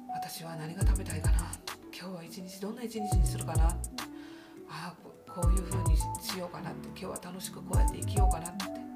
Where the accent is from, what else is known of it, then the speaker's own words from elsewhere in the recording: Osaka, Japan; accent: Osaka dialect; 私の大阪弁なまり